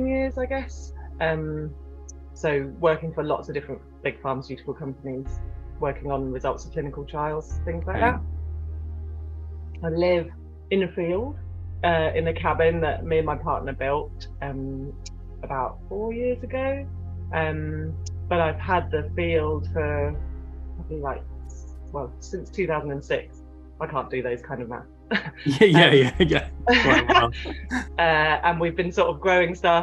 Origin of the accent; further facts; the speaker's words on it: Cornwall, South West England, United Kingdom; also born or lived in France; growing up in Cornwall, we spent a lot of time on the beach